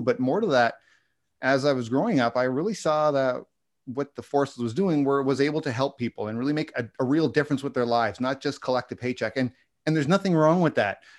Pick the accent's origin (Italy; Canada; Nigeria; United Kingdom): Canada; I'm a Canadian